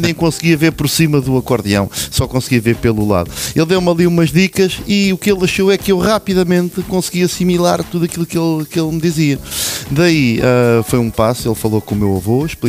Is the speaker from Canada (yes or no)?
no; Lourinhã, Centro, Portugal; eu sou natural da Lourinhã